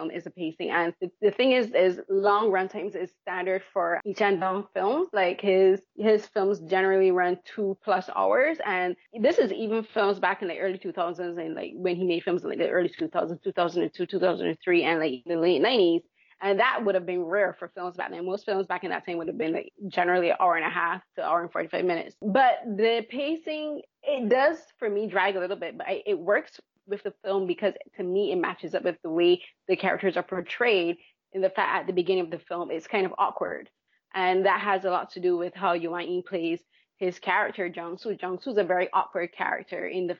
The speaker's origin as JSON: {"language": "English", "country": "Barbados", "tie": "born or raised there", "moved": "yes", "said": "I grew up back home in Barbados."}